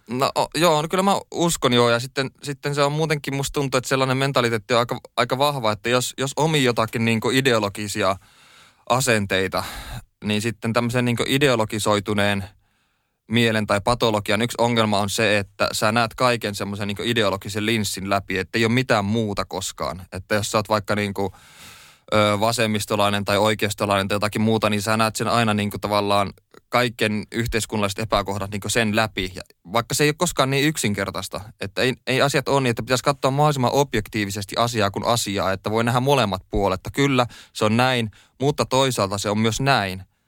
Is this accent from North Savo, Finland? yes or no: no; Oulu, North Ostrobothnia, Finland; moved away as an adult; now in Helsinki, Finland; mä koen ja olen kotoisin tota Oulusta. Oulussa mä oon syntynyt ja siellä